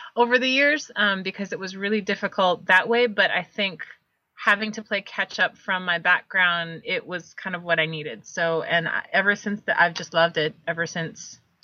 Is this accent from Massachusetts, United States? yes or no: no; Hawaii, United States; moved away as an adult; also born or lived in New Orleans, Louisiana; now in Knoxville, United States; I grew up in Hawaii, so the food, the music, the culture, everything felt really familiar to me.